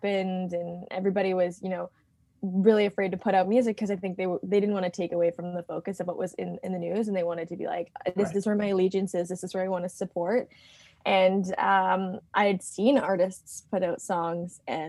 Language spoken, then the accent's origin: English; Canada; I'm from Canada